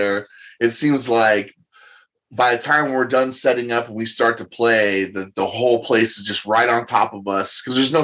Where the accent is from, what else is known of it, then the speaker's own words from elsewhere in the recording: Marysville, Washington, United States; also born or lived in Arlington, Washington; I was born and raised in Marysville